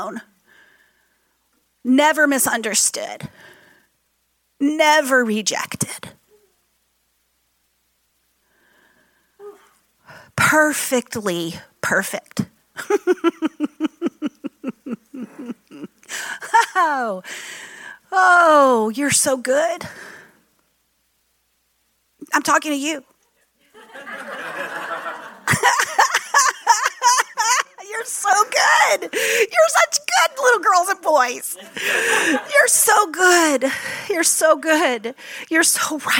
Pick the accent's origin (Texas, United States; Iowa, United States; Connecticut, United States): Texas, United States; moved away; I'm from Texas originally